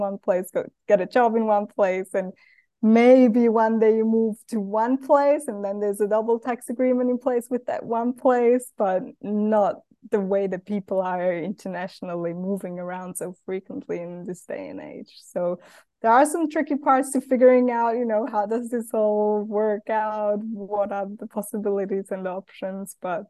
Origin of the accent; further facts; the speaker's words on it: Switzerland; English is a second language; I grew up in Switzerland, a lot of people from my hometown where I grew up had taken a sabbatical to go and travel, and I never did.